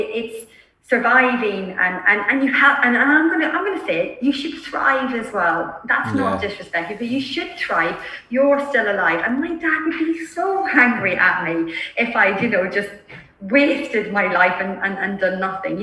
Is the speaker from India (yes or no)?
no; Ireland; I'm Irish